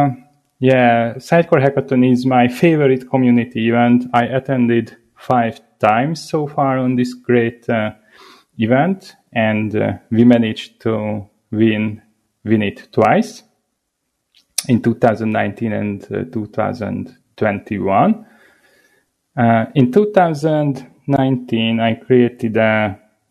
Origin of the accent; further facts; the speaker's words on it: Hungary; I come from Hungary